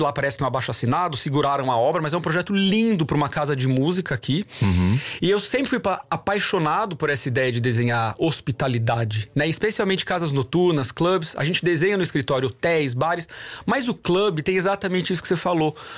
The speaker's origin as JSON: {"language": "Portuguese", "town": "Sorocaba", "region": "São Paulo", "country": "Brazil", "said": "eu não sou brasileiro apenas"}